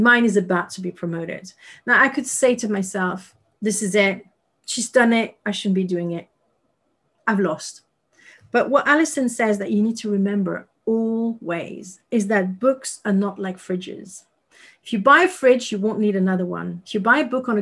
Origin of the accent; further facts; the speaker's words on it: Paris, Île-de-France, France; English is a second language; moved away; I was raised in Paris